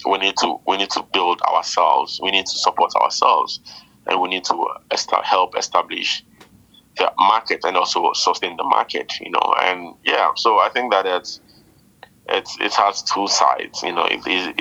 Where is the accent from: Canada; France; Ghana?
Ghana; Jamestown, Greater Accra; now in Labadi, Ghana; the people of Labadi realized that we are not from Labadi. We are migrants from Jamestown, you know. In between the same city, migration becomes a demerit.